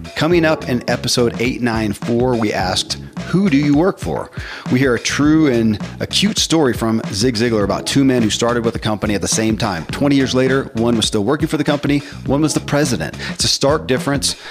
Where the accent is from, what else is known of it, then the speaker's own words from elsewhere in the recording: the Bible Belt, United States; I grew up in the Bible Belt and Christianity